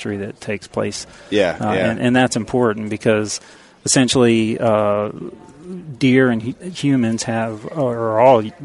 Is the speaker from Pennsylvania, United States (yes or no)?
no; Virginia, United States; in Virginia, my home state